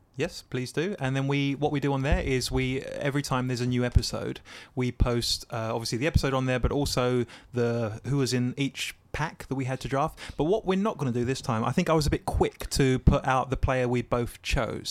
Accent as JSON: {"language": "English", "area": "Essex", "region": "East of England", "country": "United Kingdom", "said": "I'm from Essex, a place in England"}